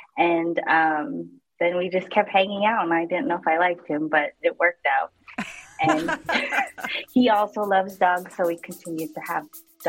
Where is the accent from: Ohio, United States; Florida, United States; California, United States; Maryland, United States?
California, United States; San Diego; Okay, so I grew up in San Diego, California, born and raised there.